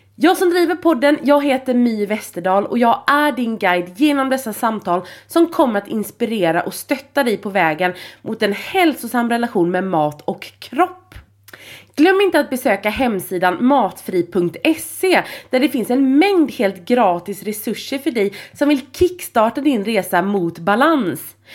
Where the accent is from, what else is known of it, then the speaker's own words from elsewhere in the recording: Gothenburg, Västra Götaland, Sweden; accent: grov göteborgska (broad Gothenburg dialect); Jag pratar grov göteborgska